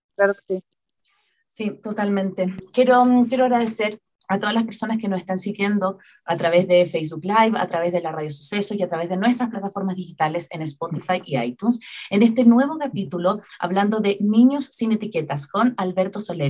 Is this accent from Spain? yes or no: no; Chile; now in Ecuador; Chile, en mi país de origen